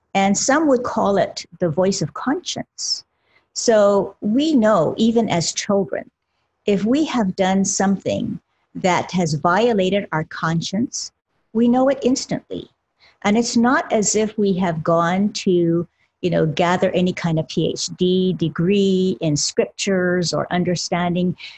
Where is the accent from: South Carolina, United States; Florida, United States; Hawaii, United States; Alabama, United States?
Hawaii, United States; Honolulu; originally born and raised in Honolulu, Hawaii, of parents who were of the Buddhist and Shintoist persuasion